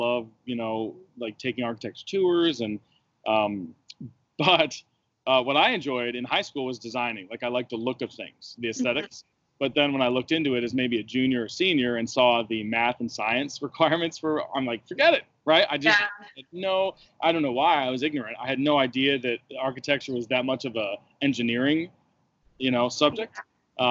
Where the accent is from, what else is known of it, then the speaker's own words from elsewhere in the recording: Western Michigan University's hometown, United States; moved away as an adult; now in Virginia, United States; I went to school in the university in my hometown